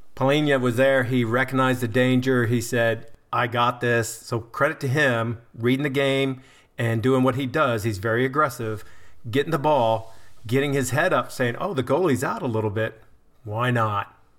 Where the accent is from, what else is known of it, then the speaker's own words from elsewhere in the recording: United States; as an American